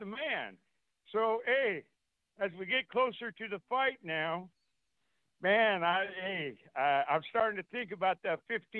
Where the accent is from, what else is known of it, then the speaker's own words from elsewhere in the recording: Hollister, California, United States; Hey, I'm not from Texas, man. I'm from Hollister, California.